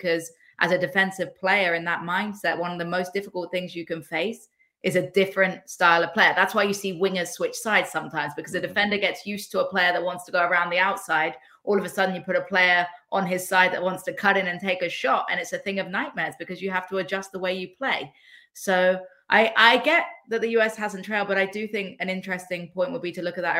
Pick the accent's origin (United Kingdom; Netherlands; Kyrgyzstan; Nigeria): United Kingdom; England; as an English woman